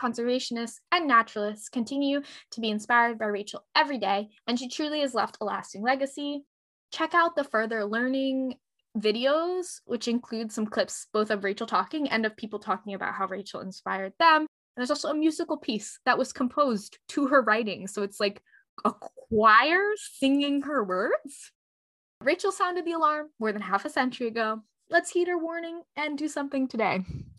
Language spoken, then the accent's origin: English; Eastern Pennsylvania, United States; I am not from Western Pennsylvania. I'm from Eastern Pennsylvania